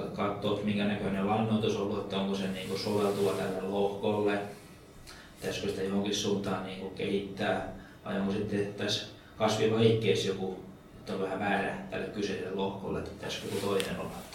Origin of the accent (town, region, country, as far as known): Lapua, South Ostrobothnia, Finland